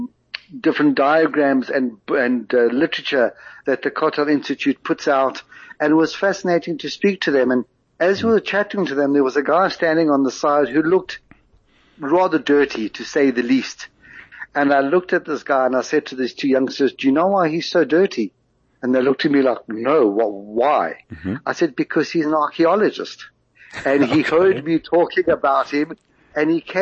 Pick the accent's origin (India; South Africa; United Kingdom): South Africa; accent: South African; now in Israel; I am South African